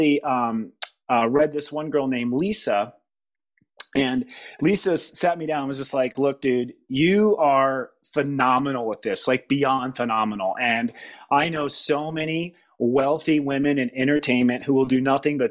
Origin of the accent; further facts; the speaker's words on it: Midwest, United States; moved away; also born or lived in Los Angeles / San Francisco; I'm from the Midwest